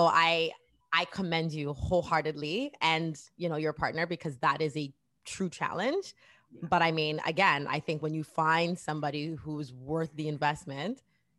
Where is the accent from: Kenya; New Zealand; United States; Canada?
Canada